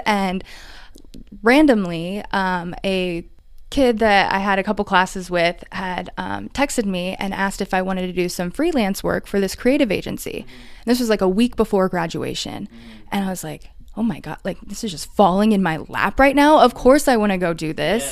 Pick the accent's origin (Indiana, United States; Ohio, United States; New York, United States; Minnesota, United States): Indiana, United States; Warsaw; moved away as an adult; now in Indianapolis, United States; I grew up in Warsaw